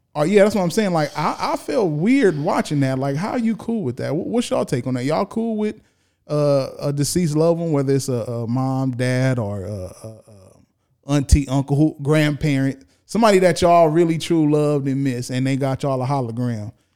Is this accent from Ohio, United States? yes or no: no; California, United States; born and raised in California